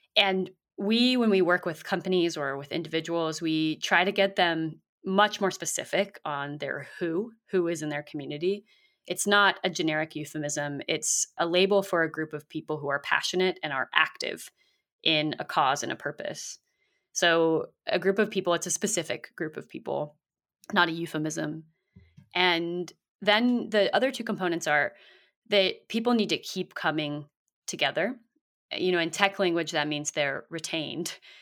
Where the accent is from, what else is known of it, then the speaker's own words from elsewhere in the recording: South Bay, Bay Area, California, United States; I grew up in the South Bay near San Jose and Santa Cruz